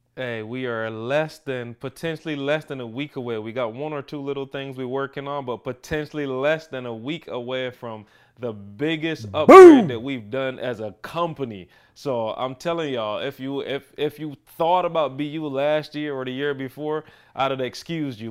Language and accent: English; Barbados; now in Michigan, United States; the perspective that I have growing up in Barbados.